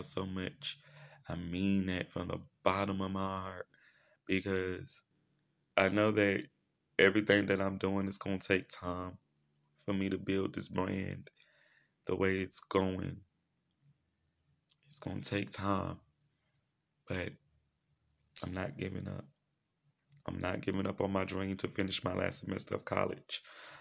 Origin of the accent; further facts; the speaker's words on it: Shreveport, Louisiana, United States; here in my hometown in Shreveport, Louisiana